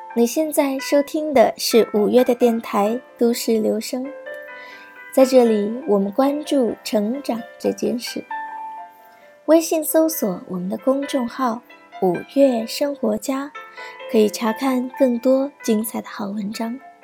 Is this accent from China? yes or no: yes; southern China, China; moved away as an adult; also born or lived in Beijing; 我来自南方小城